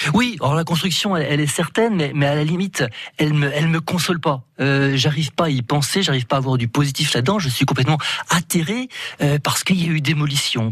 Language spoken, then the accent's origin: French; France; en tant que français